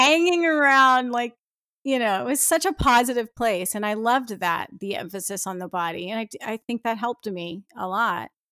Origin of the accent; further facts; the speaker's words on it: New Jersey, United States; I was born in New Jersey.